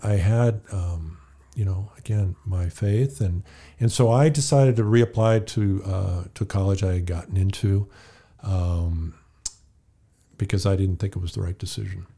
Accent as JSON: {"language": "English", "region": "California", "country": "United States", "tie": "born or raised there", "moved": "as an adult", "said": "I grew up in California"}